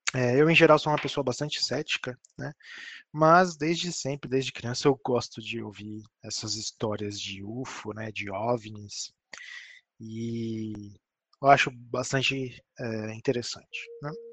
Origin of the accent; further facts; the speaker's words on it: São Paulo, Brazil; Eu que sou de São Paulo, vivi minha vida inteira em São Paulo